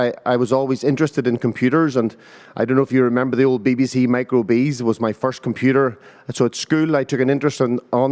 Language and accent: English; Kesh, Northern Ireland, United Kingdom; I'm from Caish, actually, originally, yeah. We spent our early childhood there